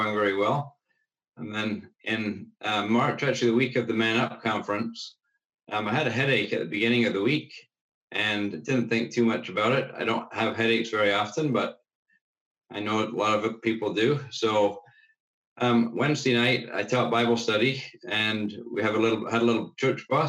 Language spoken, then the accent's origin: English; Burlington, Ontario, Canada; born or raised there; also born or lived in England / Cambridge, Ontario